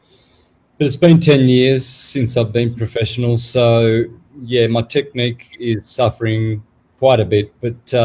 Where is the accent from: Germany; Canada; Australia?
Australia; now in Mexico; people took me for Mexican when I was growing up in Australia